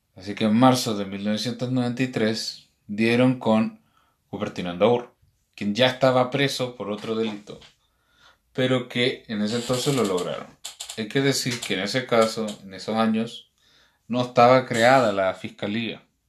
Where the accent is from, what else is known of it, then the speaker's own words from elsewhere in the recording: Chile; en nuestro país